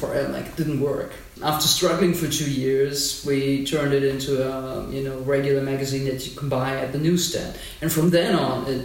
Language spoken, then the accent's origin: English; Berlin, Germany; I grew up in Berlin.